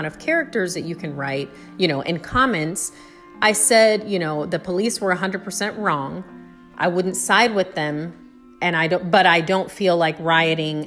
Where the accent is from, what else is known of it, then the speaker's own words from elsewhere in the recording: United States; as an American